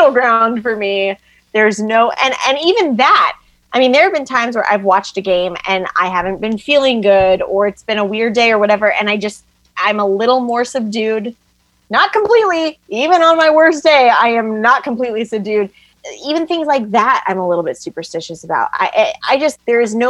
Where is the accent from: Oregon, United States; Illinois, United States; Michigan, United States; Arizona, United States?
Oregon, United States; moved away; I grew up in Oregon